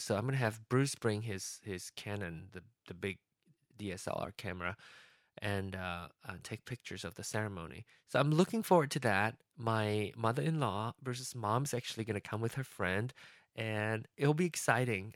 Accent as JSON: {"language": "English", "country": "Malaysia", "tie": "born or raised there", "moved": "as an adult", "lives_now": "United States", "said": "place of birth is is Malaysia, but my home country is going to be be uh, the U.S."}